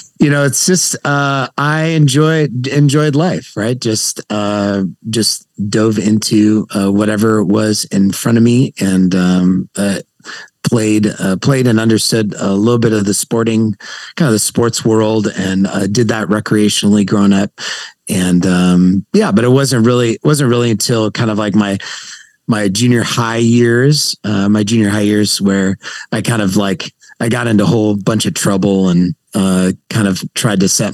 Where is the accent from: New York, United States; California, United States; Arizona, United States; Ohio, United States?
California, United States; San Jose; now in Santa Clarita, United States; I grew up born and raised in San Jose, California